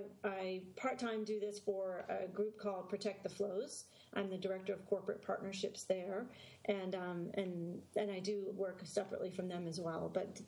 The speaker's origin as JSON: {"language": "English", "region": "California", "country": "United States", "said": "I'm a surfer from Southern California"}